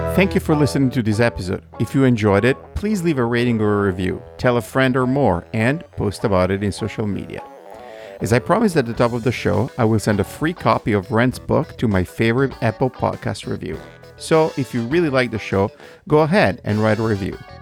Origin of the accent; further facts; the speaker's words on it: Italy; moved away; as an Italian, you know, born and raised in Italy